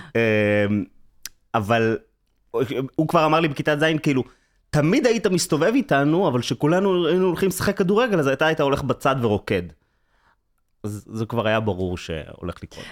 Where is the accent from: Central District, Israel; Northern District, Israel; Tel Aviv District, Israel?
Tel Aviv District, Israel; Herzliya; גדלתי בהרצליה, בעיקרון